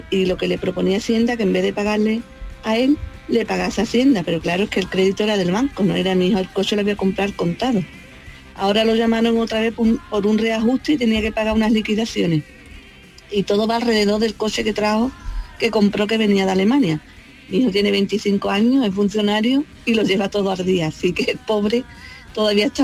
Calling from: Jerez de la Frontera, Andalusia, Spain; Hola, buenos días. … de Jerez de la Frontera.

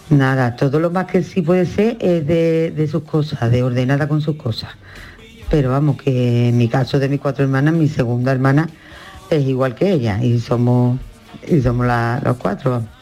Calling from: Ronda, Andalusia, Spain; llamo de Ronda.

